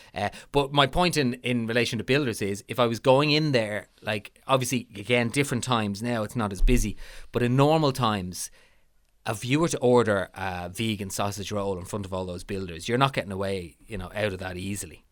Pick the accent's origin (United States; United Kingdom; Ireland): Ireland; as Irish people